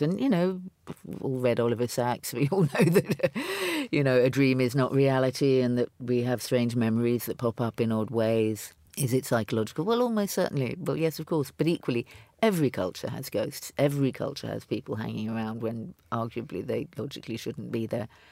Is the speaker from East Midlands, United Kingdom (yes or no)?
no; London, United Kingdom; I'm a Londoner